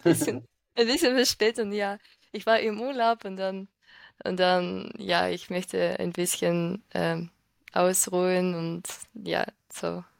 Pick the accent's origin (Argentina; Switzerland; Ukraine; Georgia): Ukraine; German is a second language; ich komme aus der Ukraine und ich bin 22 Jahre alt. Ich wohne jetzt in der Ukraine mit meiner Schwester